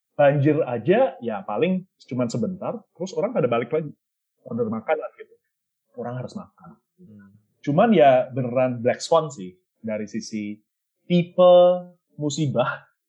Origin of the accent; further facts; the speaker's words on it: Surakarta, Central Java, Indonesia; moved away; saya kan lahir di Solo